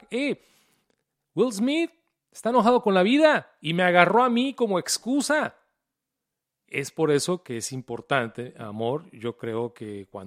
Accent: Mexico; Yo soy un hombre mexicano.

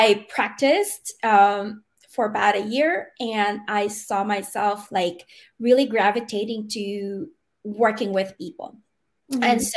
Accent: Manila, Metro Manila, Philippines; moved away; I'm born and raised in the Philippines in Manila.

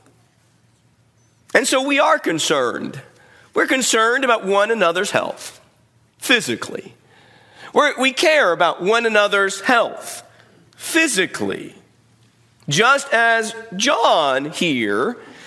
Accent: United States; we, as Americans, we live in a culture

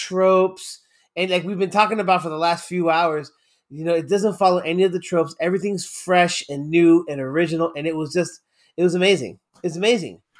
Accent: United States; I'm born and raised in the States

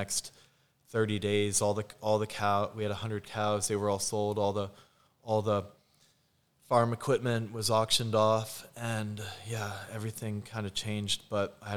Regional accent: Lehigh Valley, Poconos area, eastern Pennsylvania, United States; So I grew up in Pennsylvania in the Lehigh Valley, Poconos area, eastern PA. I was actually raised on a dairy farm.

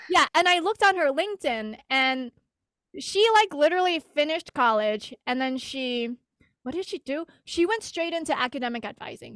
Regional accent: United States; I'm Asian American

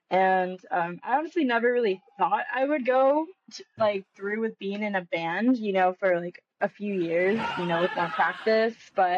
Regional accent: Ontario, California, United States; I'm from Ontario

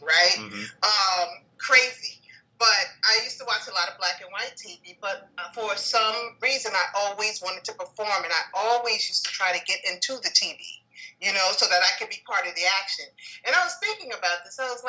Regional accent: New York City, New York, United States; I'm a Harlem native. I grew up in El Barrio. I grew up on 115th Street, Lexington Avenue, in the projects over there

